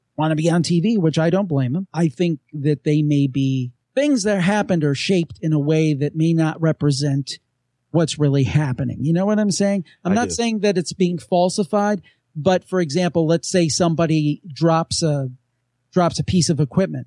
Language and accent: English; Cleveland, Ohio, United States; I'm from Cleveland